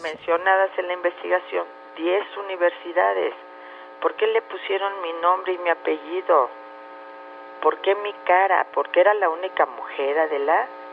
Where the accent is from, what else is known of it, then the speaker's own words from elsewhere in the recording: Mexico; como mexicanos